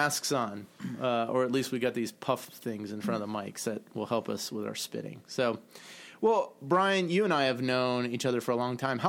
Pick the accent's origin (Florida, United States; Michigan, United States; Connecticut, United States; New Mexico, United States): Michigan, United States; at least where I grew up in Michigan